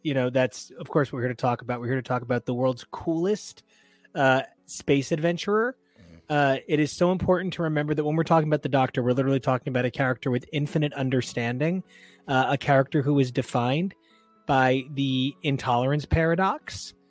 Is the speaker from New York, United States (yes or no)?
yes; New York, United States; I'm from New York.